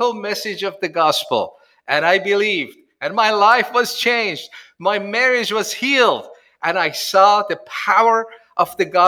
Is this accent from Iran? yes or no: yes; Iran; moved away as an adult; also born or lived in Tehran / United States; I was born in Iran as a Muslim and raised in Iran